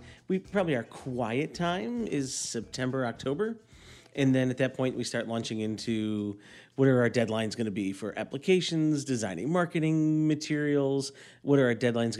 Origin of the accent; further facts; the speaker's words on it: Cleveland, Ohio, United States; I grew up in Cleveland, went to St. Ignatius High School.